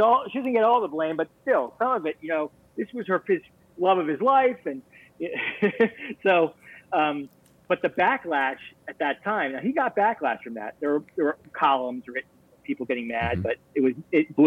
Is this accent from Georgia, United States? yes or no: no; Miami, Florida, United States; I grew up in South Florida in Miami